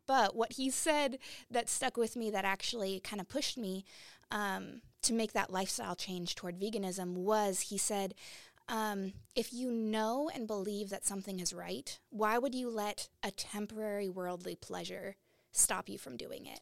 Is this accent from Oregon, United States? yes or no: yes; Portland, Oregon, United States; I grew up in Portland, Oregon